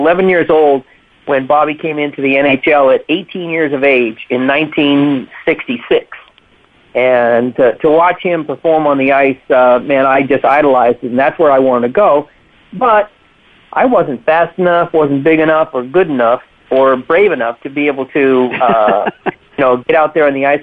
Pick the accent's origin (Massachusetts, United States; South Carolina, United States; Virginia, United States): Massachusetts, United States; Boston; moved away; I love growing up in Dorchester, or Dorchester, as we say up there